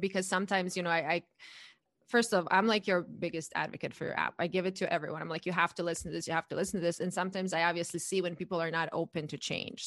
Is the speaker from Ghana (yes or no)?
no; Croatia; moved away as an adult; now in United States; I'm born and raised in Croatia, and I moved to the U S eight years ago